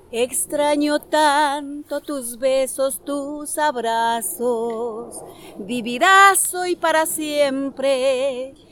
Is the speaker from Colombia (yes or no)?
yes; Manizales, Caldas, Colombia; soy de Colombia y bueno, eh, soy nacida en Manizales